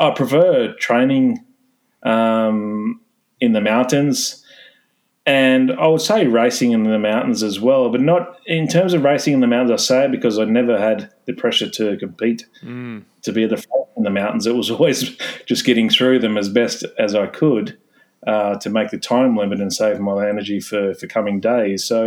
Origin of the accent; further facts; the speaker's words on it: Bundaberg, Queensland, Australia; moved away; also born or lived in Europe; where I grew up in Bundaberg